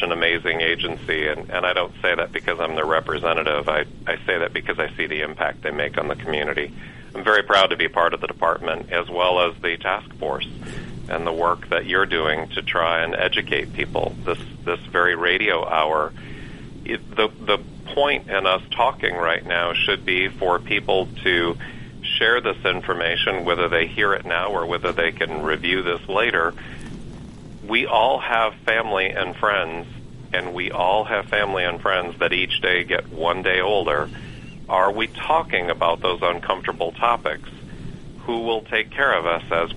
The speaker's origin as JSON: {"language": "English", "region": "Michigan", "country": "United States", "tie": "born or raised there", "moved": "as an adult", "lives_now": "Georgia, United States", "said": "I grew up in Michigan and moved to Georgia to chase a career and start a family several years ago"}